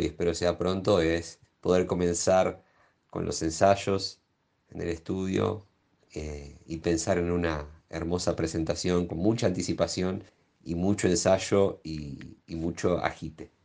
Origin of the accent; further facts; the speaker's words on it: La Plata, Buenos Aires Province, Argentina; now in Buenos Aires, Argentina; Si bien nací en La Plata, hace muchos años que vivo acá en Capital